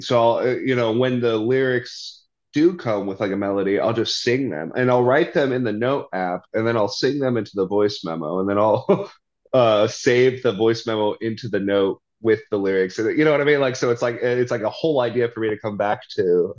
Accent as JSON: {"language": "English", "region": "Arizona", "country": "United States", "tie": "born or raised there", "said": "growing up in Arizona"}